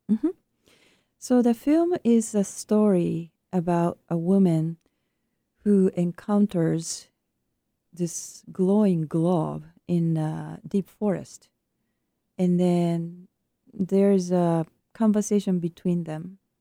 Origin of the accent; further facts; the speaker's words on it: Japan; moved away; my home country of Japan